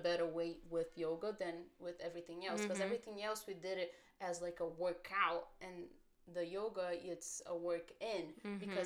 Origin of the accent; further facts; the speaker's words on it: Brazil; moved away; We grew up in Brazil